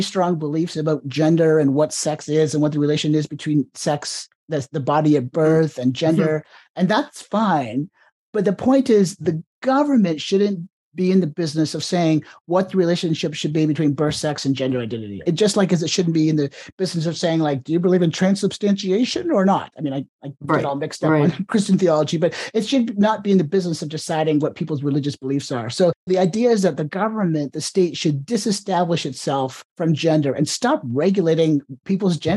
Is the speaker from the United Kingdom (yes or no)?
no; Ontario, Canada; now in United States; I was born in Canada or the province of Ontario